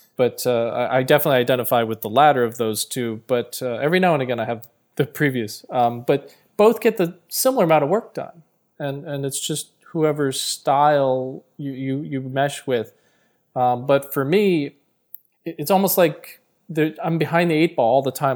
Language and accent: English; New Jersey, United States; I'm from Jersey